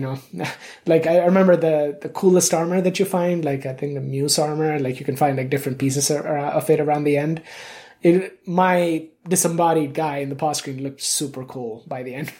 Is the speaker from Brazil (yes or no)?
no; India; I grew up in India. I was born there.